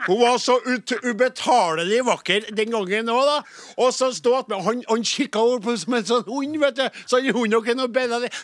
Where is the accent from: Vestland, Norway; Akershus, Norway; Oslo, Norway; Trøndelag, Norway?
Trøndelag, Norway; jeg er jo fra Nord-Trøndelag